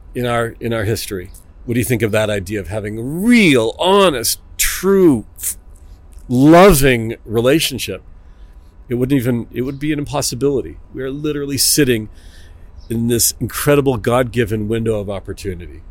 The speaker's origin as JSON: {"language": "English", "town": "Toronto", "region": "Ontario", "country": "Canada", "moved": "as an adult", "lives_now": "Israel", "said": "I'm from Toronto, Canada"}